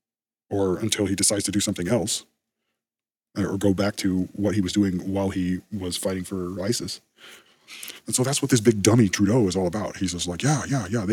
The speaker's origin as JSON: {"language": "English", "country": "United States", "said": "I am an American"}